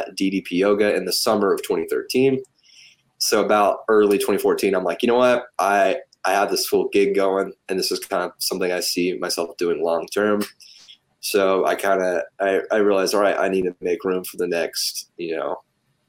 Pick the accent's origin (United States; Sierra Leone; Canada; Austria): United States; Polk County, Tennessee; also born or lived in Cleveland, Tennessee; I'm from Polk County, but I spent a lot of time in Cleveland